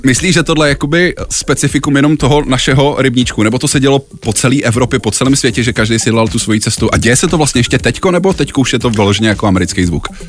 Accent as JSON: {"language": "Czech", "region": "Prague", "country": "Czechia", "said": "jsem Pražák"}